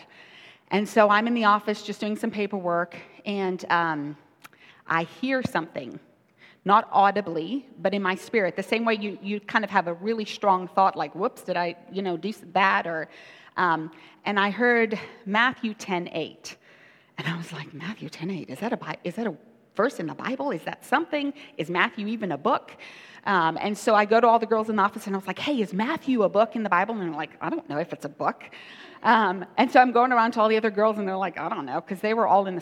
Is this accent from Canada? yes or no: no; South Africa; I grew up in South Africa.